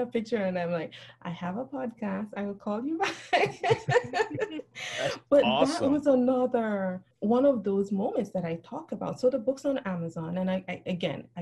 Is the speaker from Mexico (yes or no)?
no; Belize; moved away as an adult; now in United States; I grew up in Central America. I moved to the U.S. when I was in my 30s.